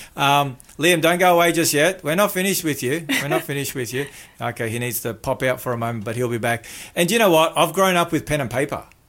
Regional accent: Melbourne, Victoria, Australia; also born or lived in New Zealand; I had a next door neighbour that was Josie that I grew up with in Melbourne, in the western suburbs

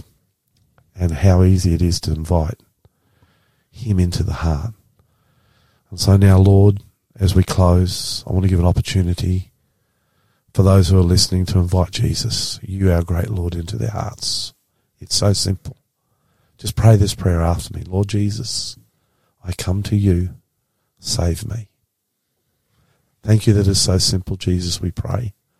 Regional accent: Australia; I'm the Aussie pastor.

